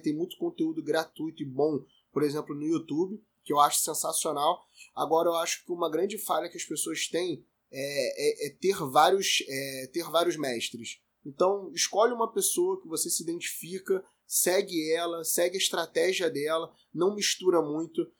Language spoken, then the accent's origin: Portuguese; Rio de Janeiro, Brazil; eu tenho 30 anos, sou carioca